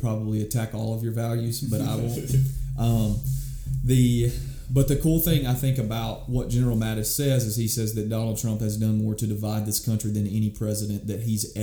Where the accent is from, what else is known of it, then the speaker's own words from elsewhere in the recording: United States; I'm still American. I was born here